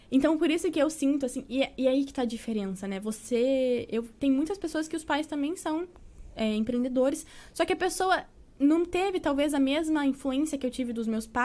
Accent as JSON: {"language": "Portuguese", "town": "Salvador", "region": "Bahia", "country": "Brazil", "tie": "born there", "also_born_or_lived": "Curitiba", "said": "eu nasci em Salvador, na Bahia."}